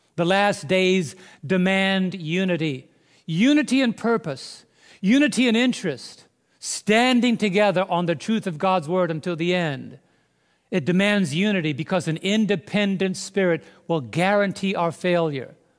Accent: New York City, New York, United States; now in Southern Illinois, United States; I was raised in New York City

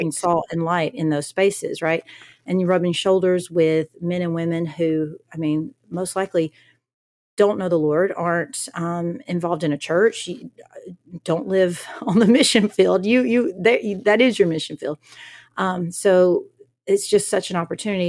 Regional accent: the South, United States; I'm from the South.

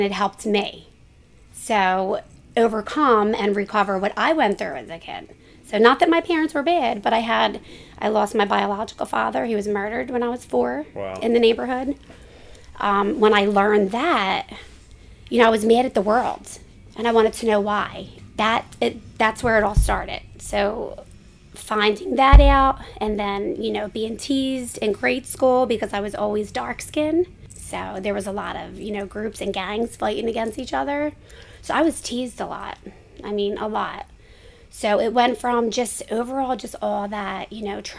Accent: Philadelphia, Pennsylvania, United States; moved away as an adult; now in New Jersey, United States; born and raised in Kensington

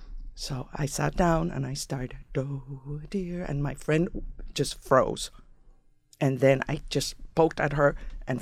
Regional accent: San Juan, Puerto Rico; English is a second language; moved away as an adult; In San Juan.

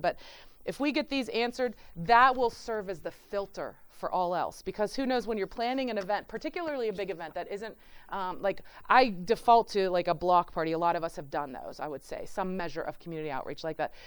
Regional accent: Pittsburgh, Pennsylvania, United States; moved away as an adult; now in Cleveland, United States; I'm from, I'm from Pittsburgh.

